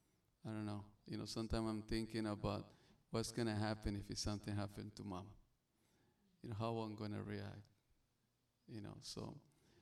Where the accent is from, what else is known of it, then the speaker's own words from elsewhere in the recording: Sonora, Mexico; English is a second language; also born or lived in Arizona / California; now in Hawaii, United States; the way I speak, the way my English, I'm from Mexico. I'm born in Sonora, right across from Arizona.